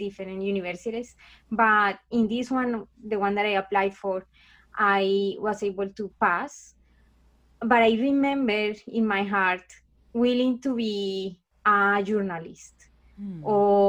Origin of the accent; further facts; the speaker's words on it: Colombia; English is a second language; moved away as an adult; now in Canada; I am actually from Colombia. So I'm from South America. And I was born in a kind of like a, you know, it's a very affected country.